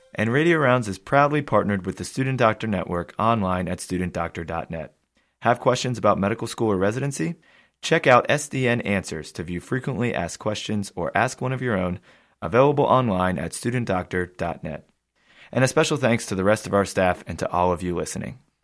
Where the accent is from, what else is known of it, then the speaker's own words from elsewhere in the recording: United States; as an American myself